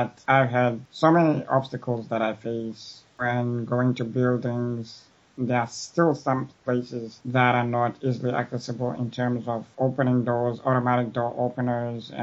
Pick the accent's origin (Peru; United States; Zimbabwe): Zimbabwe; now in Montreal, Canada; I'm originally from Africa, Zimbabwe. I have been living in Canada, Montreal